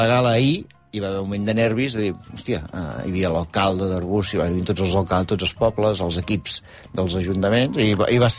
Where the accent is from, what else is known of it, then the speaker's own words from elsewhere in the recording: Arbúcies, Catalonia, Spain; No va guanyar el meu poble.